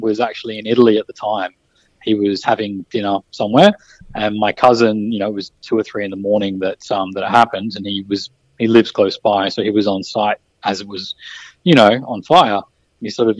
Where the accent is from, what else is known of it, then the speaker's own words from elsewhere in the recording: Byron Bay, New South Wales, Australia; moved away as an adult; also born or lived in Brisbane; growing up in Byron Bay